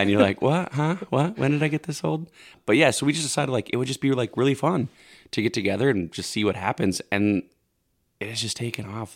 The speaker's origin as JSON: {"language": "English", "town": "St. Cloud", "region": "Minnesota", "country": "United States", "moved": "as an adult", "lives_now": "Woodbury, United States", "said": "I'm from St. Cloud originally"}